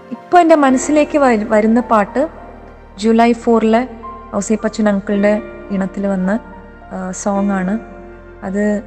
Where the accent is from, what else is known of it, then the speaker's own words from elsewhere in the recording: Chennai, Tamil Nadu, India; ചെറുപ്പകാലത്തിൽ ഞങ്ങൾ മലയാളി ക്ലബിലൊക്കെ പോവുമായിരുന്നു ഇവിടെ ചെന്നൈയിൽ